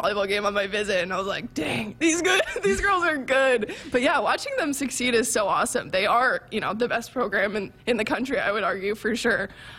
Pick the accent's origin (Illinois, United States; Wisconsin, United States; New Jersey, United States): New Jersey, United States; Right. I'm from New Jersey. I'm going to be honest. I had no idea where Nebraska was